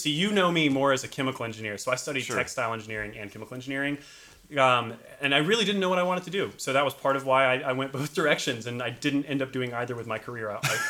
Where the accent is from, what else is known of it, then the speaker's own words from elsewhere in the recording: Raleigh, North Carolina, United States; moved away as an adult; now in Portland, United States; I grew up in North Raleigh, and I just feel like it was a perfect setting to grow up in. The schools, the people, I was in the suburbs right around the Falls and Neuse area, right off of 540, just very accessible area.